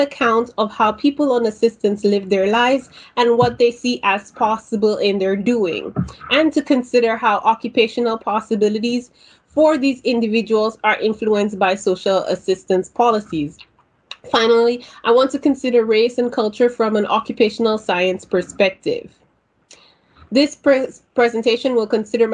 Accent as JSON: {"language": "English", "country": "St. Lucia", "moved": "yes", "lives_now": "Ontario, Canada", "said": "I am a Caribbean immigrant to Ontario, Canada. I have been living in Canada for over 20 years, but have strong ties to my home country of St. Lucia."}